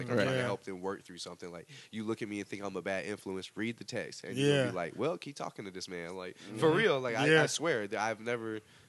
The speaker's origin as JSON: {"language": "English", "country": "United States", "said": "They don't care if you black or white, and if they're black or white, they don't like us because we're American."}